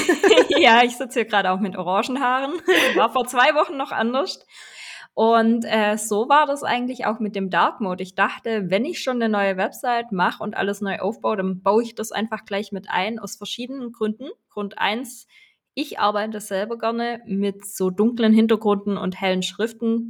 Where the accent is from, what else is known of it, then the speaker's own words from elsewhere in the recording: Swabia, Baden-Württemberg, Germany; accent: Swabian; Ich komme aus dem Schwabenländle. Ich versuche mich anzustrengen, aber hin und wieder kommt dann der schwäbische Dialekt durch